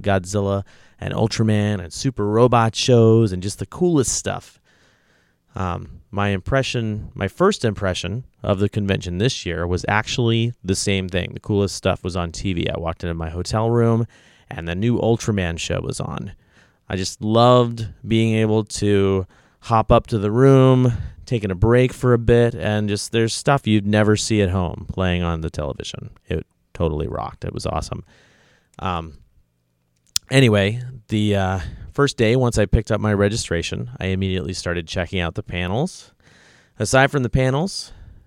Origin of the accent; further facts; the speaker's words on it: Oregon, United States; I'm from Oregon.